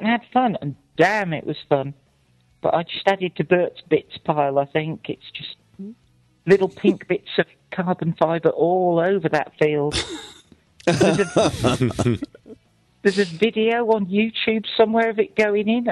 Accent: Shropshire, West Midlands, United Kingdom; I can't do a British accent. I'm from Shropshire. We don't have a British accent.

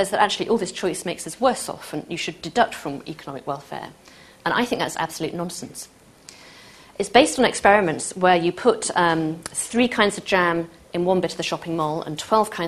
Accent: Manchester, North West England, United Kingdom; I'm from Manchester

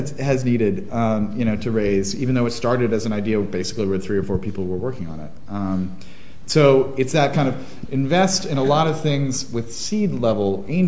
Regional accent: Washington, District of Columbia, United States; D.C., my hometown

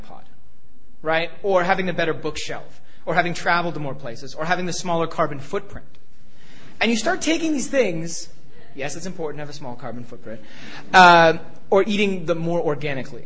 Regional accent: Toronto, Ontario, Canada; moved away as an adult; also born or lived in United States; growing up in Toronto, Canada

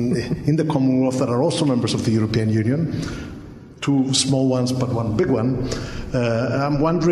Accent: Cyprus; I'm from Cyprus.

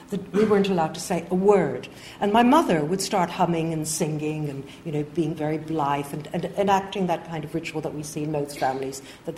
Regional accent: Montreal, Quebec, Canada; moved away; I grew up in Canada

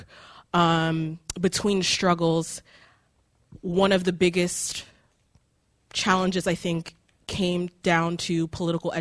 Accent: New York, United States; I'm from the States, New York specifically

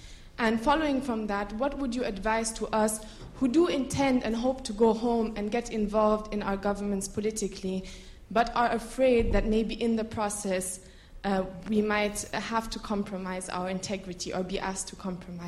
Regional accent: Niger; now in London, United Kingdom; I'm from Niger, and I'm a student here in London at the School of Oriental and African Studies.

